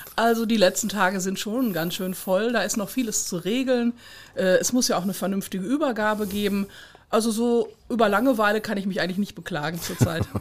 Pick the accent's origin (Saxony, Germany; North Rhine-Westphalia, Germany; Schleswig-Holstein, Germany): North Rhine-Westphalia, Germany; eastern Ruhr area, Kreis Unna; Ich komme ja aus dem östlichen Ruhrgebiet. Ich bin ja ein Kind des Ruhrgebiets.